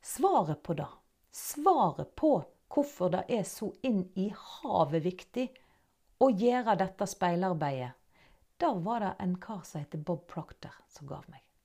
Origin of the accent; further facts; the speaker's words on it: Norway; accent: Nynorsk; first language Norwegian; jeg snakker nynorsk. Jeg er norsk